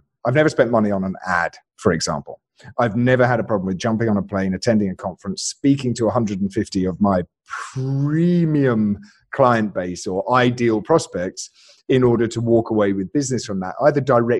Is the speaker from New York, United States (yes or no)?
no; Alabama, United States; born there; Right. So I was born in Alabama, and I realized that when I spoke with this accent instead, my rates just went through the roof.